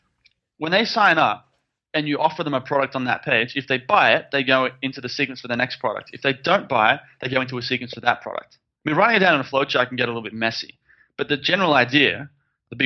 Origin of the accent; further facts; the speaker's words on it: Sydney, New South Wales, Australia; moved away as an adult; also born or lived in Philippines; now in Thailand; I grew up in Sydney